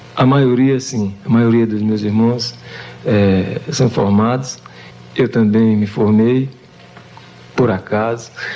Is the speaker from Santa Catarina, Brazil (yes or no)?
no; Sobral, Ceará, Brazil; moved away; Eu sou de Sobral, Ceará, cidade do norte do Ceará